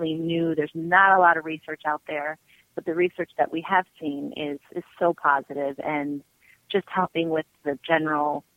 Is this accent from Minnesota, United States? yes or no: no; Skaneateles, New York, United States; moved away as an adult; also born or lived in Virginia / Manhattan, New York / Boston, Massachusetts; when I moved home to Skaneateles, my hometown